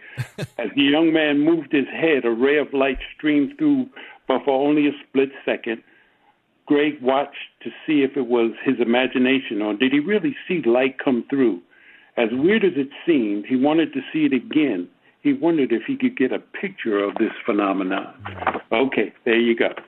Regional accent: New York City, New York, United States; moved away; growing up in New York City

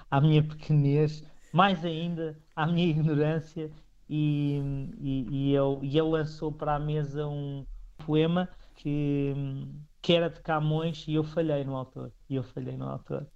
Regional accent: Picote, Norte, Portugal; eu falo sempre do, do, do, do lugar onde nasci

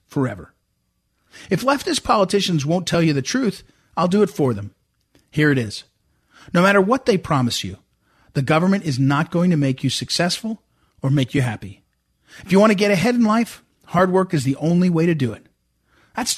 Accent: Missouri, United States; I'm from Missouri

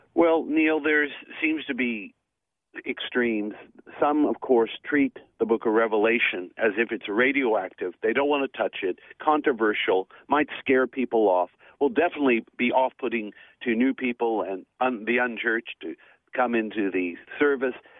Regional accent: Melbourne, Victoria, Australia; I'm in my hometown of Melbourne

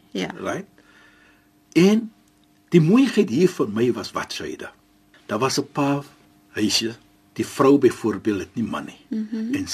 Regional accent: Cape Town, Western Cape, South Africa; ek is van Suid-Afrika. Ja. Ek is van Kaapstad, die mooiste mooiste stad

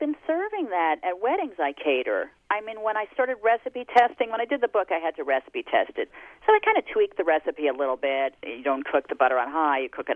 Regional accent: Jersey Shore, New Jersey, United States; I grew up on the Jersey Shore

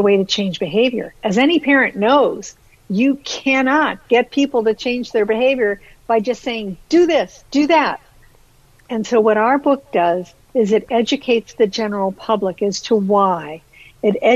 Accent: Ohio, United States; now in Canada; I've actually been in Canada more than half my life, but I was born and raised in Ohio

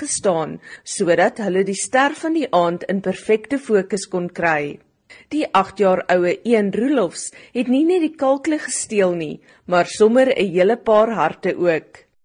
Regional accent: South Africa; ek het in die Kamenasi naby Johannesburg groot geword. Tot ek 12 jaar oud was het ek gedoog die wêreld stop op George

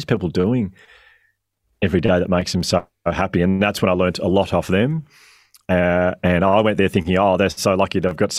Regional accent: Australia; As a kid growing up, so I'm 41 now. As a kid growing up in Australia with my family, as a family, we're obsessed with Billy Connolly.

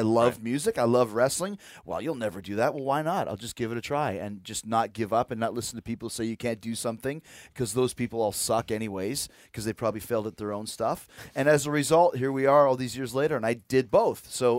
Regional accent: Winnipeg, Manitoba, Canada; So growing up in Winnipeg, when I was a kid, I decided that I wanted to be in a rock band and I wanted to be a wrestler.

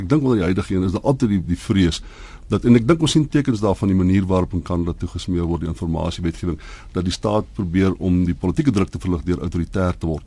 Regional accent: South Africa; ons almal as Suid-Afrikaners

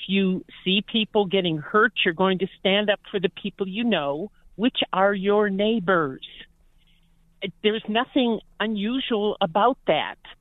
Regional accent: Cleveland, Ohio, United States; now in Colorado, United States; I was raised in Cleveland, Ohio, but I've been out here since 77

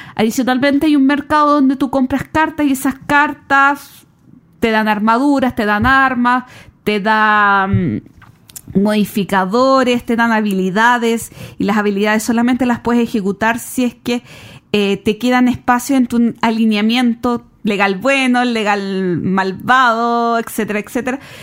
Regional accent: Chile

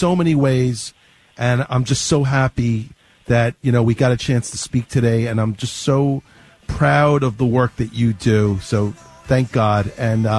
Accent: New York City, New York, United States; when I grew up in Brooklyn

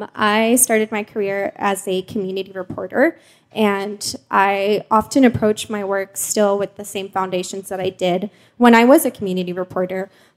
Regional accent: Mexico; born there; first language Spanish; English is a second language; moved away; You know, I was born in Mexico, so my first language is Spanish, but my mom moved away, so now I don't really speak Spanish, so when I do, it feels really weird.

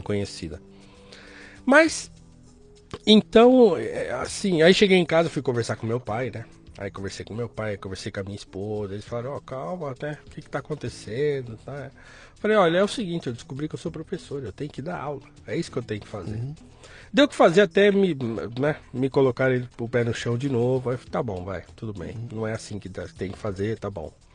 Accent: São Paulo, Brazil; also born or lived in Guarulhos; Nasci em Guarulhos, uhum. nasci no, no bairro do Gopouva, em Guarulhos. Morei lá até os nove anos. Uhum. Depois a gente mudou para o Jardim Tremembé, onde eu fui criado.

